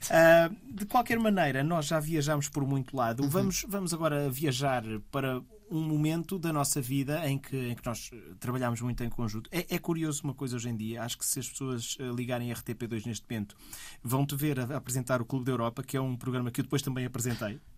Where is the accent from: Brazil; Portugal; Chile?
Portugal; Porto, Norte; Eu, como sou portuense